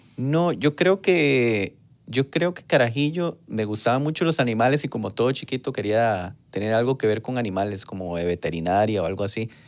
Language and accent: Spanish; San Isidro de El General, San José, Costa Rica; Soy de Pérez, de Pérez Celedón, nací en año 1991, en, ahí en el centro de Pérez Celedón